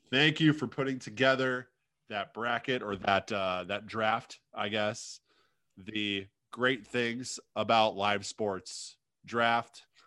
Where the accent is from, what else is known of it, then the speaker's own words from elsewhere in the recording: United States; we have a minor league hockey team in my hometown, the Quad City Mallards